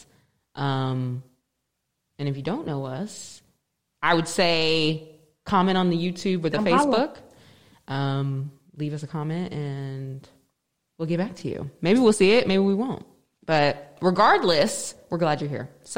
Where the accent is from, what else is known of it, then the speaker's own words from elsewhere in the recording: Las Vegas, Nevada, United States; we hail from Las Vegas